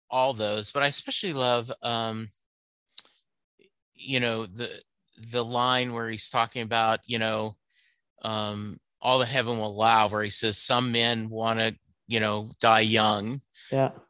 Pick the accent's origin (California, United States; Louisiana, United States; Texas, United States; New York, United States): Louisiana, United States; moved away as an adult; now in Dallas, United States; I was born in Louisiana my dad was in the army, moved around a lot, but by the time I was in the eighth grade, we had settled back in Louisiana. I stayed, that was probably 71, 72. I stayed in Louisiana till 86